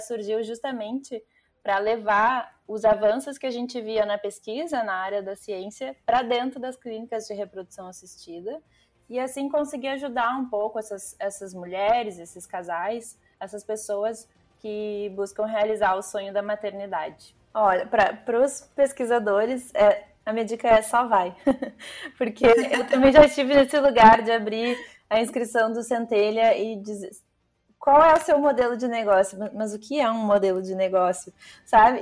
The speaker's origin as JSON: {"language": "Portuguese", "town": "Porto Alegre", "region": "Rio Grande do Sul", "country": "Brazil", "said": "sou de Porto Alegre"}